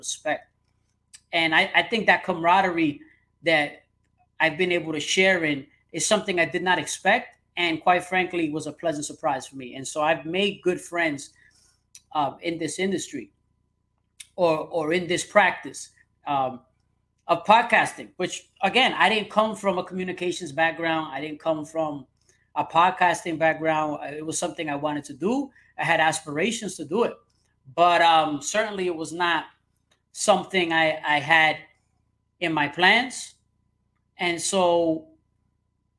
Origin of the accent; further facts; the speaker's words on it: New York City, New York, United States; growing up in New York City